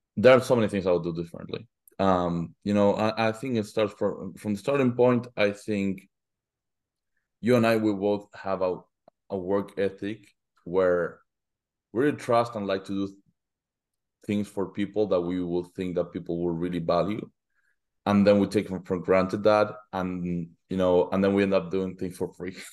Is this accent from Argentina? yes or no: yes; Argentina; moved away as an adult; now in United States; I'm originally from Argentina